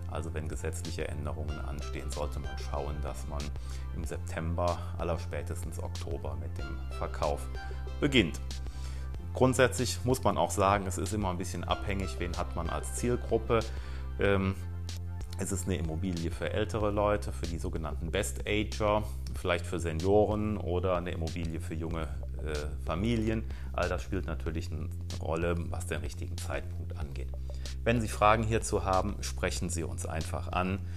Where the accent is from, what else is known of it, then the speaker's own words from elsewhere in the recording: North Rhine-Westphalia, Germany; wenn im Rheinland, im Kölner Raum, wo ich herkomme, äh, Karneval rum ist